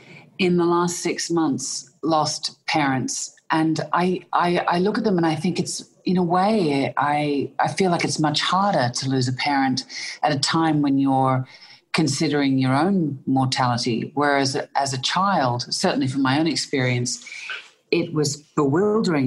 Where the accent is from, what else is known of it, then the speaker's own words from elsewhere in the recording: Melbourne, Victoria, Australia; accent: Australian; I was born in Melbourne in Australia